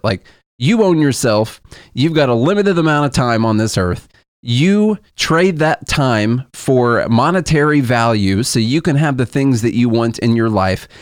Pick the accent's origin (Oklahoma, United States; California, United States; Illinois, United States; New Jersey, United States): Illinois, United States; Southern; moved away as an adult; now in Nashville, United States; we're from Illinois, but I swear the s, the part of Southern Illinois that we are from is more hick country